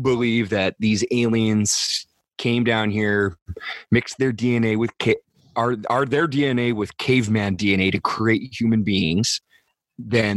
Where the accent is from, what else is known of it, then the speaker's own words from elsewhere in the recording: Northern California, United States; I grew up in Northern California